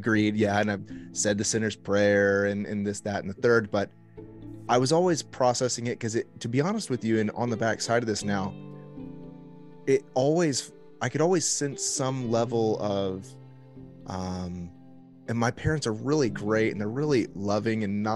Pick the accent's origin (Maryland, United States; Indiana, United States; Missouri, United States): Indiana, United States; Indianapolis; also born or lived in Miami, Florida; I was born in Miami. We moved back to Indianapolis, where my parents were from whenever I was a kid.